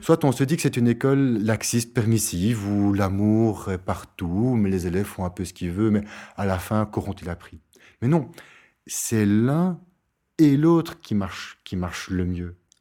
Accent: Brussels, Brussels-Capital Region, Belgium; comme on dit chez nous à Bruxelles

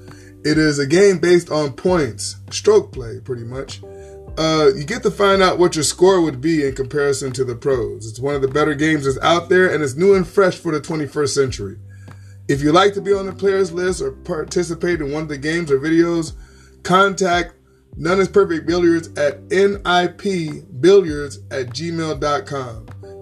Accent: San Diego, California, United States; I was born in San Diego

